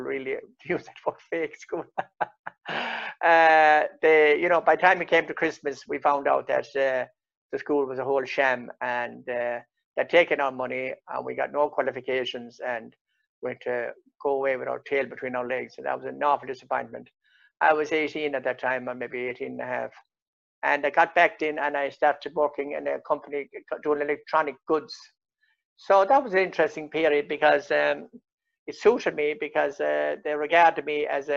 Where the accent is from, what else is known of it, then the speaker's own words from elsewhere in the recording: North Clare, Munster, Ireland; I was born outside Cuttafina village in North Clare on the edge of the Burren. I was born into a cottage, 14 of us children. Went to the local national school